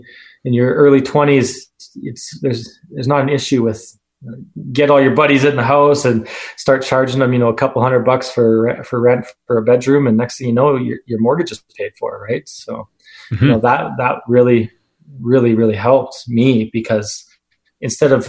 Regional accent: Northern Alberta, Canada; also born or lived in Edmonton / Athabasca; now in Calgary, Canada; so I grew up in Northern Alberta and I lived in Edmonton and now I'm currently in Calgary

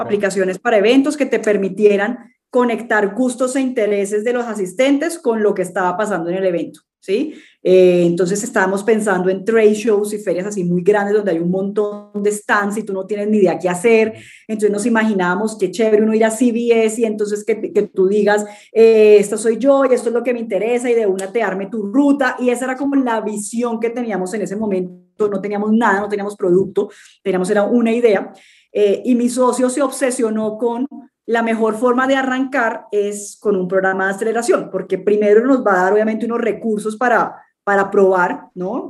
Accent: Cartagena, Bolívar, Colombia; also born or lived in London / United States / Peru; yo soy colombiana, nací en, en Cartagena, en Colombia. Eh, he vivido casi toda mi vida

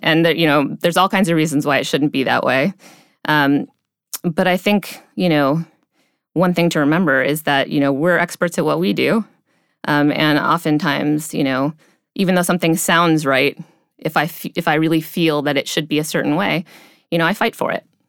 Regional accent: Cleveland, Ohio, United States; I grew up in the Midwest, um, uh, near Cleveland, Ohio

